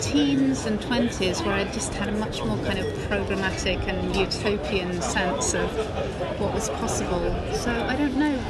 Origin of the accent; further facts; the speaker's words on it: Manchester, North West England, United Kingdom; my family um, we're from Manchester.